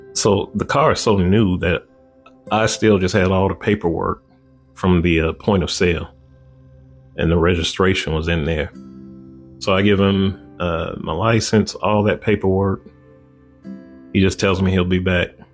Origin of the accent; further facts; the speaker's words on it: Chicago, Illinois, United States; I grew up on the west side of Chicago